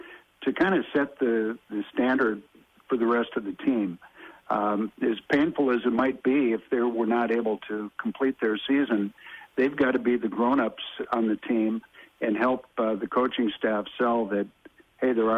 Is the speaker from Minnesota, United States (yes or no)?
yes; Minnesota, United States; myself being a Minnesota lad